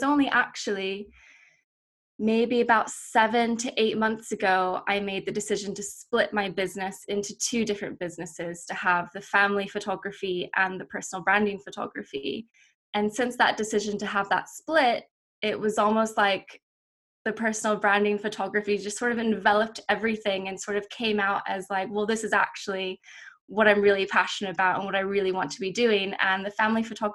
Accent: United States; moved away as an adult; also born or lived in North Carolina / Florida; now in United Kingdom; I spent sort of half of my time between North Carolina and Florida

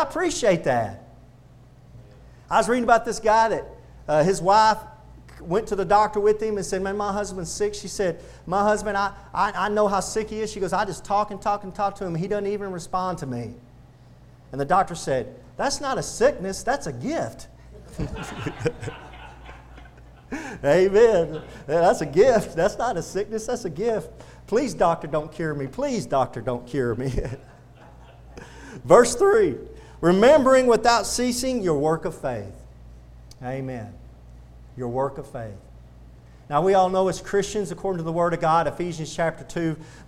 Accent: the South, United States; accent: Southern; Southerners talk that way is because we were raised on the Bible

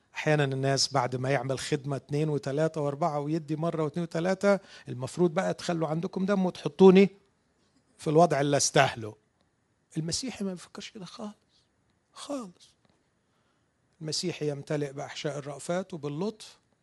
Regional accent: Egypt; عندنا في مصر

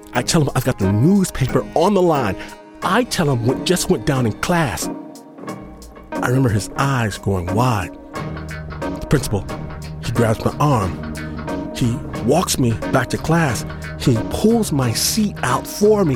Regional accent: Detroit, Michigan, United States; the place of my birth, Detroit, Michigan

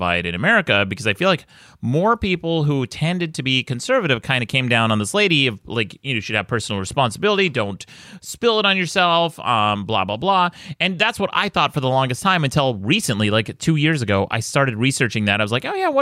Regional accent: Utah, United States; my home state of Utah

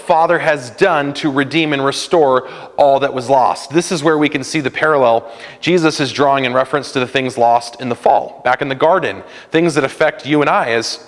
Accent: California, United States; a kid growing up in California in the 90s

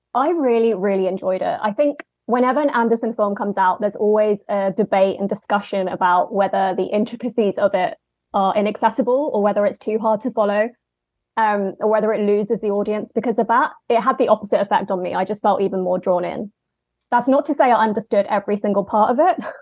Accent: London, United Kingdom; I'm from London, as you may have picked up on the accent

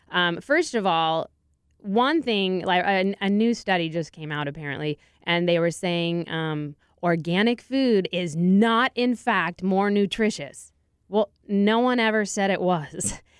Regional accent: San Diego, California, United States; now in Austin, United States; Actually, when I moved to Austin, I figured, well, I'm from San Diego.

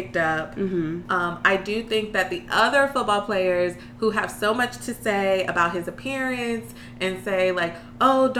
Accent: Raleigh, North Carolina, United States; moved away as an adult; now in Washington, D.C., United States; I'm originally from North Carolina, Raleigh.

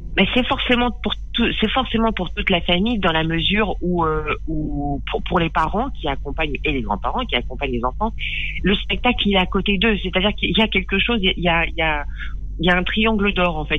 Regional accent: Périgueux, Nouvelle-Aquitaine, France; J'ai grandi euh, dans le Périgord, à Périgueux

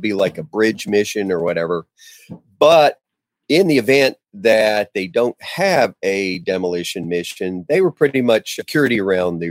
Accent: Ponca City, Oklahoma, United States; I moved back home to Ponca City, Oklahoma.

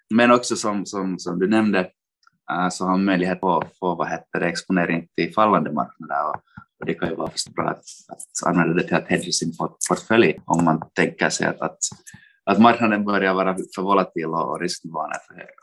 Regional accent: Finland; moved away as an adult; also born or lived in Helsinki, Finland / London, United Kingdom; now in Frankfurt, Germany; jag kommer från Finland, studerade i Helsingfors

